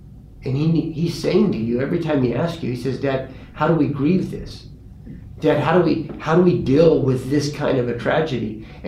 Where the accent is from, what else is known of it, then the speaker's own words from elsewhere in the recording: California, United States; I'm like, dude, I came from California.